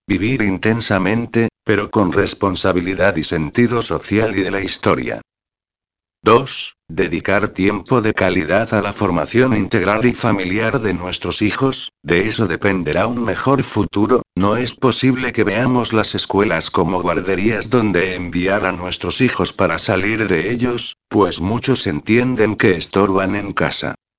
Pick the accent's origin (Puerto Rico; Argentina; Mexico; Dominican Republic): Dominican Republic; Como dominicanos tenemos la costumbre de criticarlo todo